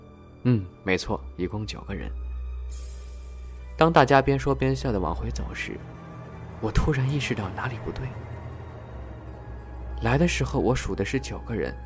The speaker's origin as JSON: {"language": "Chinese", "region": "North China", "country": "China", "said": "我是北方人，每年到七月的时候就要收割小麦的，那个时候是乡下孩子最开心的季节"}